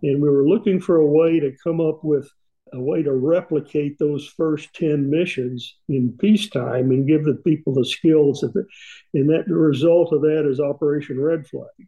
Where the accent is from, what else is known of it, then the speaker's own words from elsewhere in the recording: East Tennessee, United States; growing up in East Tennessee